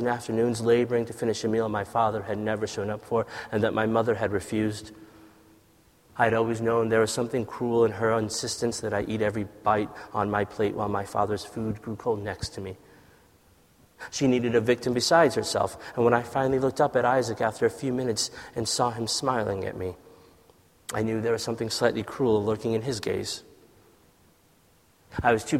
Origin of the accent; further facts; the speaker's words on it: United States; also born or lived in Ethiopia; we left Ethiopia and came to America, and the sort of divide in those experiences of like growing up in America